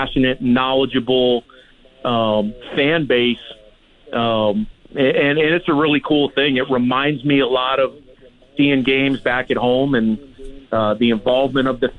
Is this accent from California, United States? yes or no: yes; Los Angeles, California, United States; moved away as an adult; now in Regina, Canada; I grew up in Los Angeles, and I got into coaching pretty early, so I've lived in a lot of different spots, but I grew up in Southern California